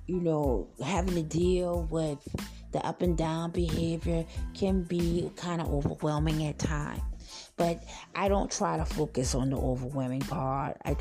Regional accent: Charleston County, South Carolina, United States; I'm from South Carolina, Charleston County, to be exact

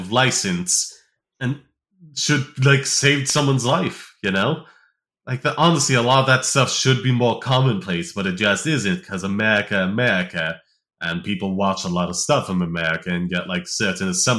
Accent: United States; as an American

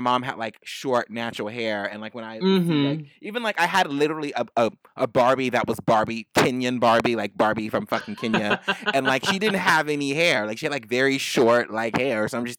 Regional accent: San Francisco, California, United States; I'm from California, and I'm from San Francisco, and none of us in the Bay like anyone from

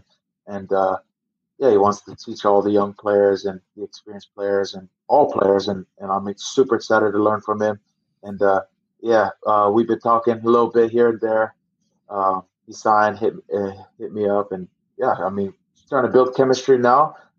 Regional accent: Hawaii, United States; my hometown, my home state. Hawaii has an unbelievable pool of talent

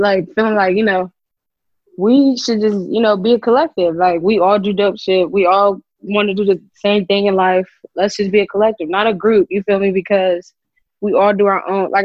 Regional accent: Columbus, Ohio, United States; I'm from Columbus, Ohio.

